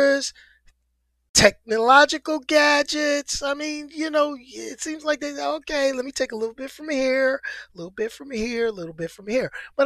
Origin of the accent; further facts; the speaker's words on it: New York City, New York, United States; I'm a New Yorker, but I'm from the city. I'm from one of the five boroughs.